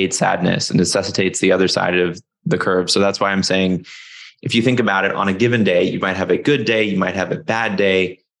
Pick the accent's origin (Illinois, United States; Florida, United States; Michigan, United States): Florida, United States; moved away as an adult; now in Seattle, United States; from where I grew up in Florida